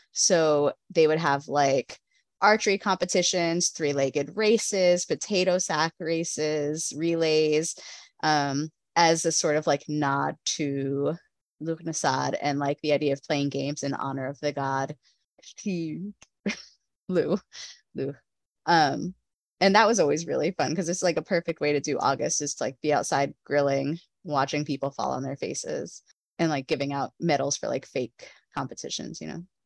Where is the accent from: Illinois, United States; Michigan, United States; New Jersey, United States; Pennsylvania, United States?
New Jersey, United States; I grew up in New Jersey.